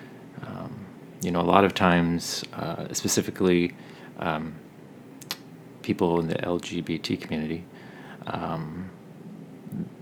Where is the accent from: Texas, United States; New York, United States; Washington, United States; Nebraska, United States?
Washington, United States; Tacoma; I am from Tacoma, Washington